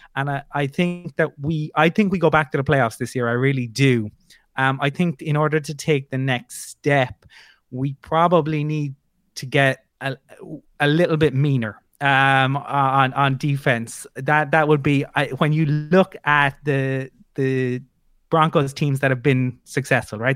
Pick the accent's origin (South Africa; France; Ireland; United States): Ireland; I'm from Ireland